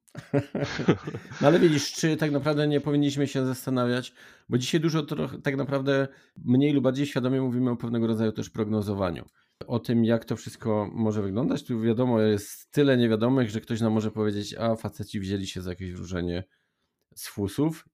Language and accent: Polish; Silesian Voivodeship, Poland; U nas na Śląsku